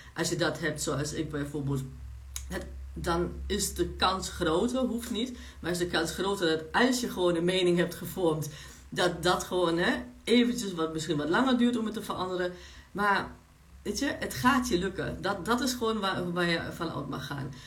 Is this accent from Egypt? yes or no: no; Germany; Dutch is a second language; moved away as an adult; also born or lived in Poland; now in Netherlands; ik ben Pools in Duitsland opgegroeid